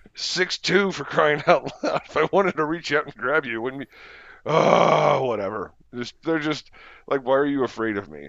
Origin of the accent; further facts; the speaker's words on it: United States; as an American